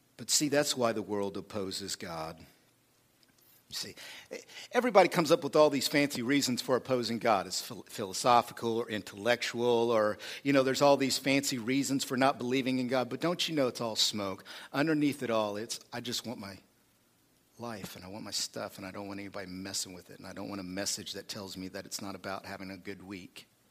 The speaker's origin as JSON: {"language": "English", "country": "United States", "tie": "born or raised there", "said": "I grew up in America"}